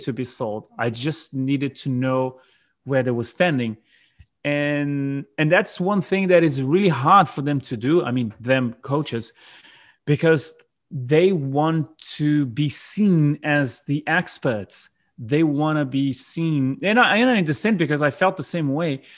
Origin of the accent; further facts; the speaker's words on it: South Brazil, Brazil; English is a second language; also born or lived in New Zealand; my hometown, which is in the south of Brazil, which is where I'm, I'm currently living right now